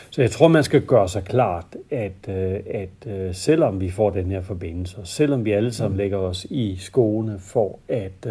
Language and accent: Danish; Denmark; Det kan vi ikke få som danskere.